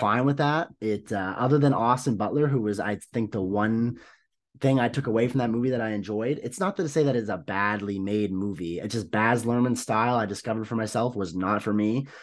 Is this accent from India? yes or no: no; Canada; as a Canadian